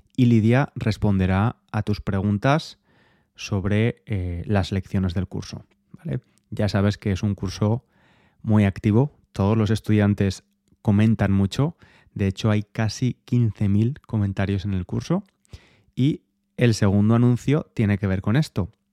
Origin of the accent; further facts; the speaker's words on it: Spain; moved away as an adult; now in England, United Kingdom; Soy español